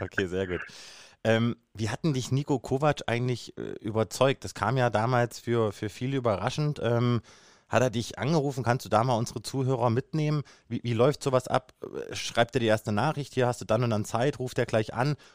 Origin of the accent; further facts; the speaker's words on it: Kassel, Hesse, Germany; Ich bin ja gebürtig aus Kassel